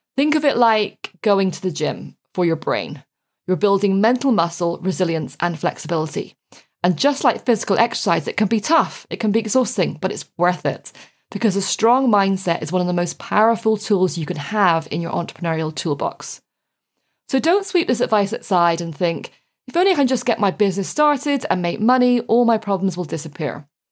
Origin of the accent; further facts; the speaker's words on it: Ireland; when I was growing up in Ireland